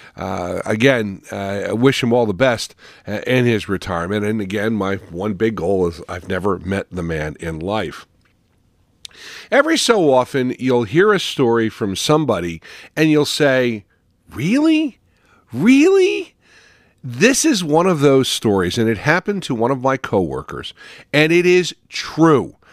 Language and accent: English; West Caldwell, New Jersey, United States; moved away; also born or lived in Ohio; as a child, I would attend fireworks in my hometown, Caldwell, West Caldwell